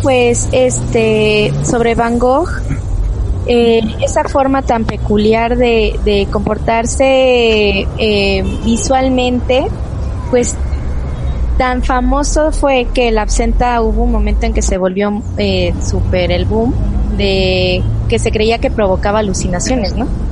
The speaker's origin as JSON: {"language": "Spanish", "country": "Mexico", "said": "nuestra cultura de México"}